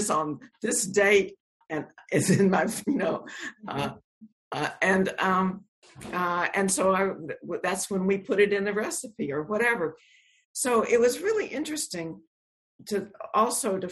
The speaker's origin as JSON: {"language": "English", "town": "Shreveport", "region": "Louisiana", "country": "United States", "tie": "born or raised there", "said": "the house I grew up in Shreveport, Louisiana"}